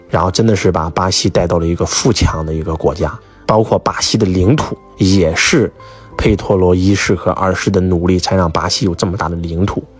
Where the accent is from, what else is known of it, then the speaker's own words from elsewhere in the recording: Henan, China; 我们河南人